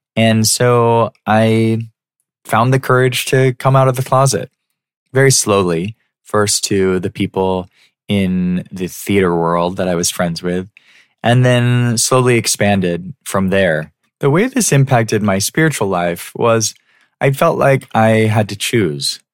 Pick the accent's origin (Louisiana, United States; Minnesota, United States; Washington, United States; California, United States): California, United States; San Diego; I loved growing up in San Diego